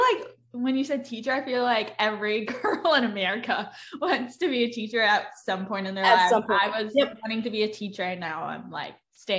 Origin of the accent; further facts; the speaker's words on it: North Carolina, United States; I'm from North Carolina.